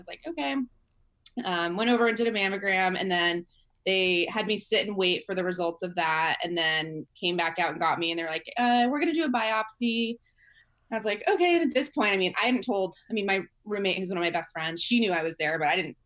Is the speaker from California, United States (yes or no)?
yes; San Jose, California, United States; I'm from the Bay Area in California, San Jose, which is a big city.